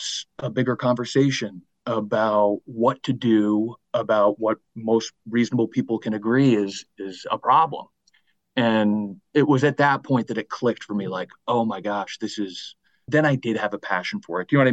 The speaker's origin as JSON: {"language": "English", "region": "Vermont", "country": "United States", "tie": "born or raised there", "also_born_or_lived": "Maine / Los Angeles", "said": "I grew up in Vermont"}